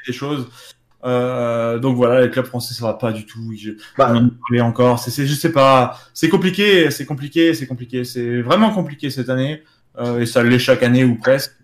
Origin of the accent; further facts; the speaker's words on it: France; en tant que Français